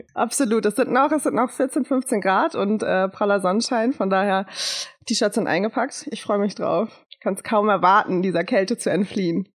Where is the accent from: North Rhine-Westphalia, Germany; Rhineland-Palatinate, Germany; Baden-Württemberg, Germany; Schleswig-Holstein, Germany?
Schleswig-Holstein, Germany; moved away as an adult; also born or lived in Trier; now in Cologne, Germany; ich bin gebürtige Schleswig-Holsteinerin, äh, komme also aus dem schönen Norden und bin damals äh, nach dem Abitur für mein Studium nach Trier gezogen